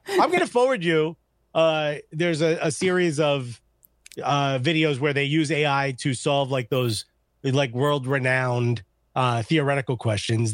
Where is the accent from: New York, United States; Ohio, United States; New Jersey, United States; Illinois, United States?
New Jersey, United States; Newark